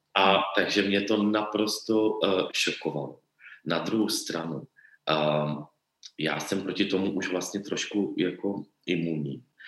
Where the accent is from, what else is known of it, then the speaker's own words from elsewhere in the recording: Czechia; my v Čechách